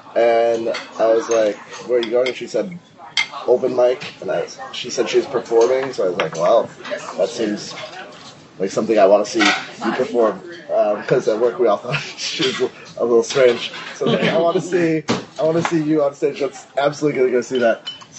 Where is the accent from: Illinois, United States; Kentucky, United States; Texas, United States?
Illinois, United States; Chicago; I'm from Chicago.